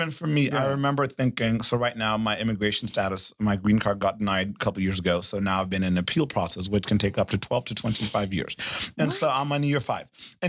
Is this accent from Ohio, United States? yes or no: no; Fort Worth, Texas, United States; also born or lived in Kenya; growing up in Fort Worth